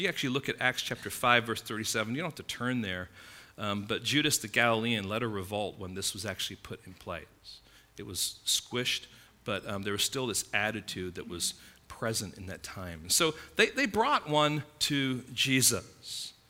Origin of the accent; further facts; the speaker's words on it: Midwest, United States; moved away; I came from the Midwest, you know, a number of years ago